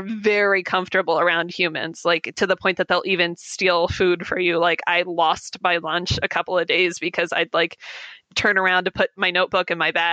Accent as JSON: {"language": "English", "country": "United States", "said": "I as an American"}